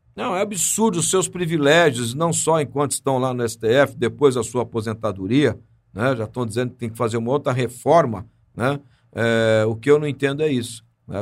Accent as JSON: {"language": "Portuguese", "country": "Brazil", "said": "somos brasileiros"}